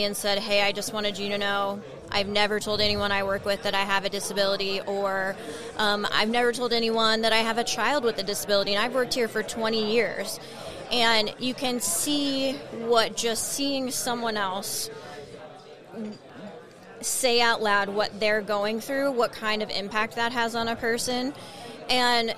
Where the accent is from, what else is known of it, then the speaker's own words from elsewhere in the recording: United States; as American